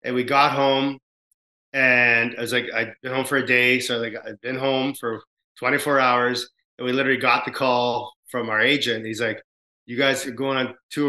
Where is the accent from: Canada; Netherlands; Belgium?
Canada; as a Canadian band